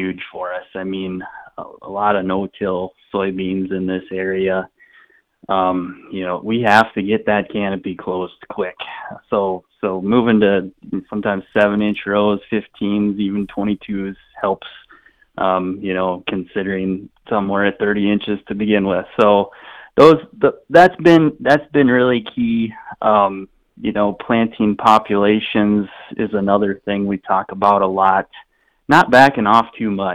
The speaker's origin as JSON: {"language": "English", "region": "Southeast South Dakota", "country": "United States", "moved": "yes", "lives_now": "North Dakota, United States", "said": "I'm originally from Southeast South Dakota"}